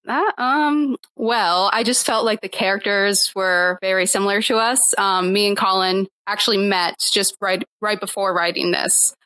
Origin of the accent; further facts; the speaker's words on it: Akron, Ohio, United States; I'm from Akron, Ohio, okay. but specifically a smaller town called Ellet